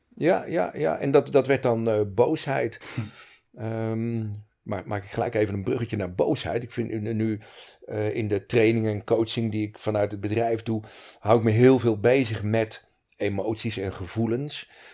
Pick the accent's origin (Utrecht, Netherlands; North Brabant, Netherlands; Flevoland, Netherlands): Utrecht, Netherlands; Montfoort; now in Breda, Netherlands; ik ben in Montfort getogen, geboren in Utrecht. Kort in de beeld gewoond en het gros van mijn jeugd in uh, Montfort gewoond.